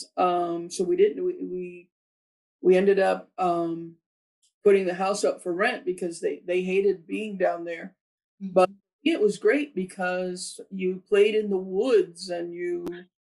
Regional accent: Miami, Florida, United States; Born and raised in Miami.

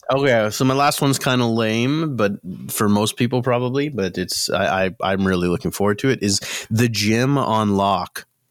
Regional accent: Mississauga, Ontario, Canada; now in Hamilton, Canada; I grew up in Mississauga

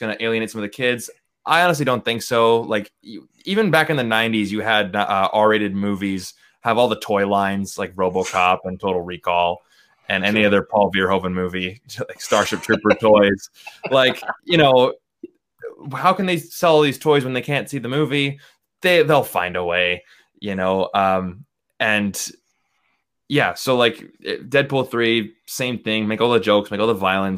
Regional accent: Vancouver, British Columbia, Canada; I'm from Vancouver

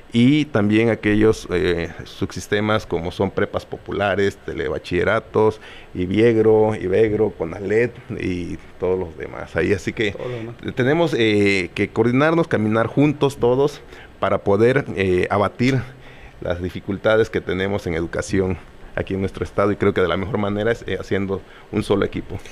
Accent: coast of Guerrero, Mexico; now in Chilpancingo, Mexico; mi pueblo, en la costa

